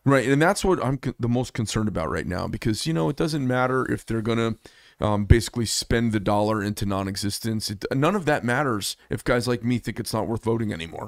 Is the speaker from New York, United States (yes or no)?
no; Arizona, United States; I'm from Arizona